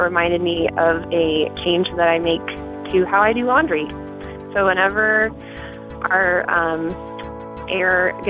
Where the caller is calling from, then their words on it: Columbia, South Carolina, United States; I'm calling from Columbia, South Carolina.